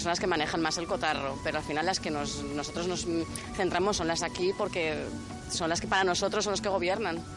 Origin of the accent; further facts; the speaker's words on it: Spain; No, somos muy de aquí, somos muy españoles, pero lo de Europa no lo tenemos tanto en cuenta.